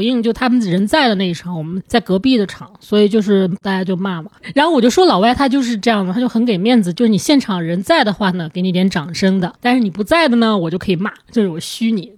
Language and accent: Chinese; China; 他可能他也不知道我是中国人、日本人之类的